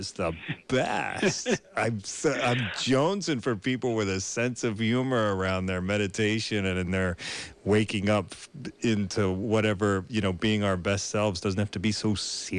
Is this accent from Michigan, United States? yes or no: no; suburbs of Philadelphia, Pennsylvania, United States; I grew up across the border in the suburbs of Philadelphia.